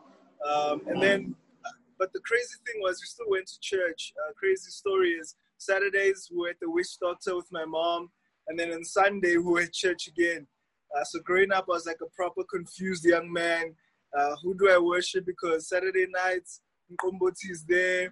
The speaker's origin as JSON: {"language": "English", "town": "Johannesburg", "region": "Gauteng", "country": "South Africa", "tie": "born or raised there", "also_born_or_lived": "Springs, South Africa", "said": "I grew up in Hillbrow"}